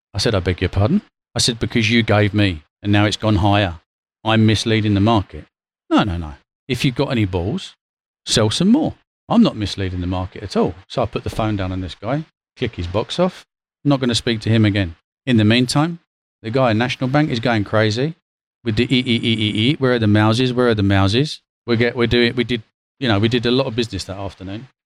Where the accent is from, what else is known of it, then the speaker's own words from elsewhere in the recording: London, United Kingdom; moved away as an adult; also born or lived in Athens, Greece; as a Londoner